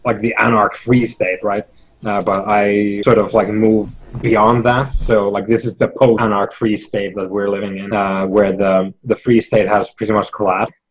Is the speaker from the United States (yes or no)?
no; Finland; I'm from Finland